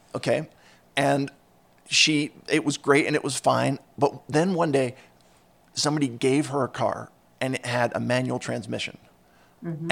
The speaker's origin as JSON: {"language": "English", "town": "Philadelphia", "region": "Pennsylvania", "country": "United States", "tie": "born or raised there", "said": "I grew up in Philadelphia, and so I, uh, or in the Philadelphia suburbs"}